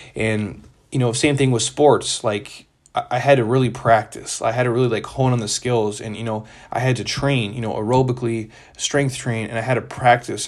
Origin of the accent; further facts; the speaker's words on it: Midwest, United States; I grew up in the Midwest